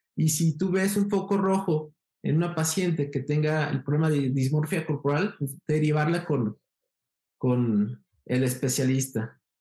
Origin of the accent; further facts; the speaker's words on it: Guadalajara, Jalisco, Mexico; also born or lived in Mexico City / Brazil; soy de Guadalajara, Jalisco, México